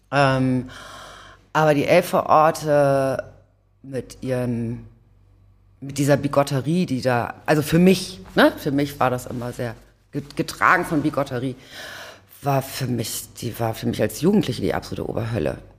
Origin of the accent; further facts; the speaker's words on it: Hamburg, Germany; Ich bin tatsächlich geboren in Othmarschen, dann Blankenese Othmarschen äh, hin und her gezogen, dann ähm, genau und dann zum Schluss Rissen